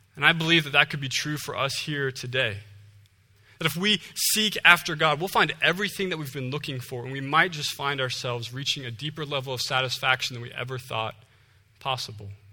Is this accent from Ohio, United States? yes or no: yes; Ohio, United States; moved away as an adult; I'm originally from Ohio.